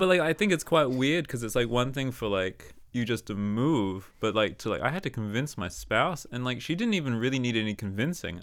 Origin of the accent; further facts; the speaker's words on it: Australia; moved away as an adult; now in Denmark; I am a person who is living in Denmark. I'm from Australia.